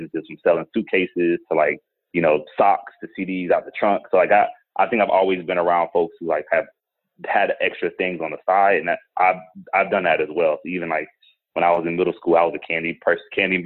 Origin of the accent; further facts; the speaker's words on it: Atlanta, Georgia, United States; I grew up in Atlanta, Georgia, grew up with my grandparents